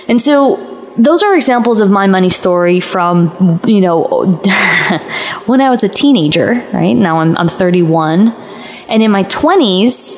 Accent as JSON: {"language": "English", "town": "Los Angeles", "region": "California", "country": "United States", "also_born_or_lived": "Arizona", "moved": "as an adult", "said": "I'm from LA, I'm from California, and I left and went to school in Arizona."}